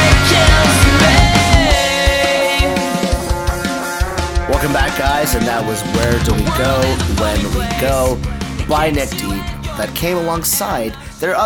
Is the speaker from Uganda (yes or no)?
no; Malaysia; as a Malaysian